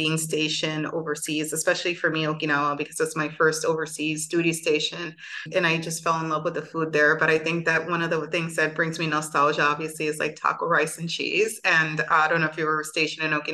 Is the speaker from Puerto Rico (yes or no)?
yes; Bayamón, Puerto Rico; also born or lived in New York; I grew up in a small town called Bayamo, Puerto Rico